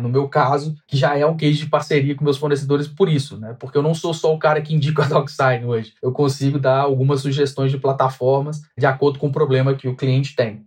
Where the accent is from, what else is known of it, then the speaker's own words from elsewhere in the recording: Minas Gerais, Brazil; now in São Paulo, Brazil; eu sou mineiro, vocês não devem ter reparado pelo sotaque, mas eu sou mineiro